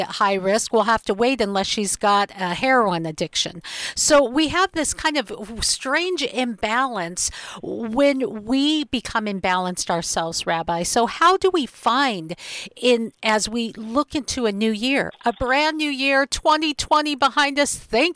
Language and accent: English; Seattle, Washington, United States; my hometown in Seattle